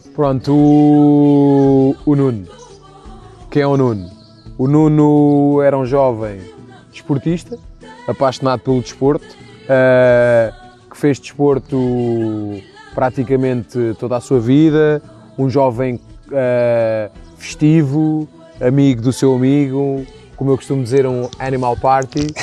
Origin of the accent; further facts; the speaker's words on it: Moita, Setúbal, Portugal; do grupo Focados do Presidente da Moita, uh, que é o grupo da minha terra